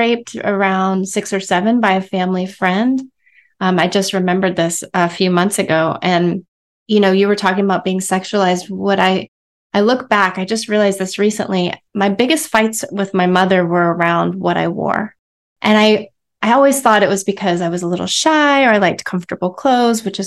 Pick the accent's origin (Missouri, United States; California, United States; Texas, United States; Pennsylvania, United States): Texas, United States; I come from Texas